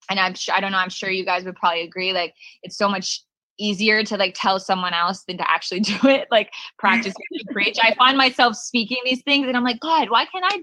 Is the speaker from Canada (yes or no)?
yes; Canada; I'm not even an LA girl. I'm actually from Canada